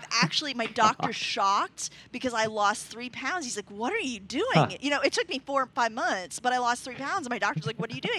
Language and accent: English; Nashville, Tennessee, United States; now in Murfreesboro, United States; we're not from this community. I'm from Nashville